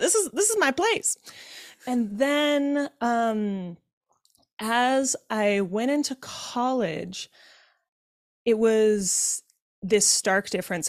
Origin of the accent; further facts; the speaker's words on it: Utah, United States; I was born and raised in Utah in a Mormon family